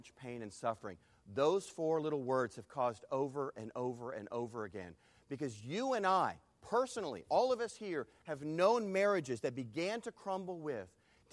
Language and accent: English; Texas, United States; I am from Texas